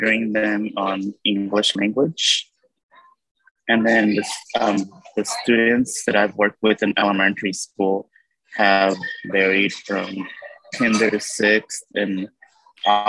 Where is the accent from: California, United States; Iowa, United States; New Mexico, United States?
California, United States; Central; I am born and raised in Central California